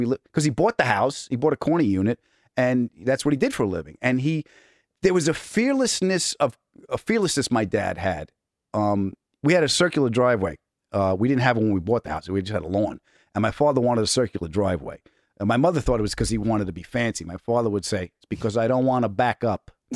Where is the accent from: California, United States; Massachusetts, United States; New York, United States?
New York, United States; Huntington; also born or lived in Queens, New York; I was born in Queens and I was raised on Long Island